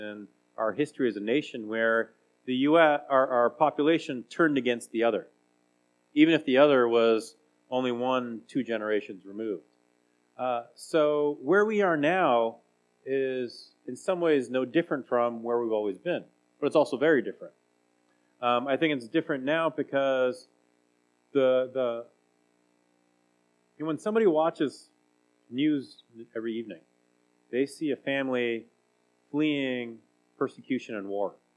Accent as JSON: {"language": "English", "town": "Salinas", "region": "California", "country": "United States", "tie": "born or raised there", "also_born_or_lived": "Santa Cruz, California", "said": "I was born in Santa Cruz, California, and we really grew up in Salinas."}